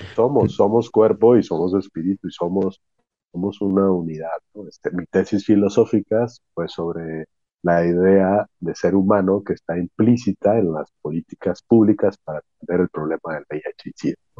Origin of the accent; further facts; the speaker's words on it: Mexico; mi gente, en mi pueblo